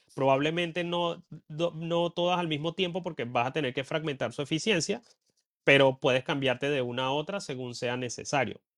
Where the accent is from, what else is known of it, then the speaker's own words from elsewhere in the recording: Venezuela; moved away as an adult; now in Ireland; yo en Venezuela recuerdo que me sentía mal porque en mi pueblo no se reciclaba